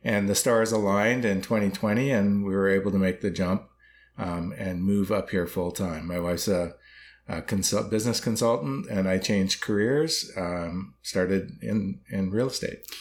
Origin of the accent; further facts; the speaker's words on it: Waterloo, Ontario, Canada; moved away; I'm originally from Waterloo